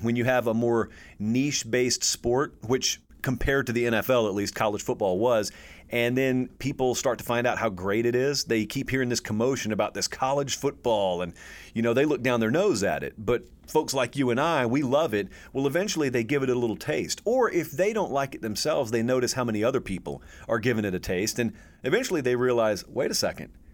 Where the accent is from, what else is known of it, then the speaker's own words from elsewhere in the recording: the South, United States; I grew up in the South